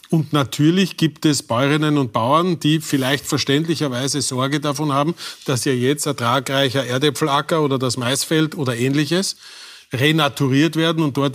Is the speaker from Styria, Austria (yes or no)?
yes; Styria, Austria; was im äh, schönen Enstal äh, meiner Heimat passieren soll.